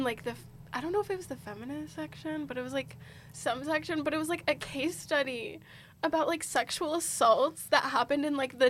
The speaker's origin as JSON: {"language": "English", "region": "the South", "country": "United States", "said": "I'm from the South"}